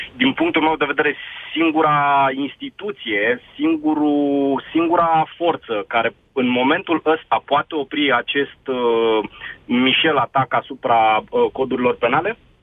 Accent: Brașov, Brașov County, Romania; sunt din Brașov

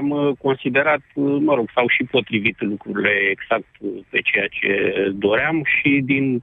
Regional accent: Roșiori de Vede, Teleorman County, Romania; noi suntem din Roșiori, nu din Alexandria.

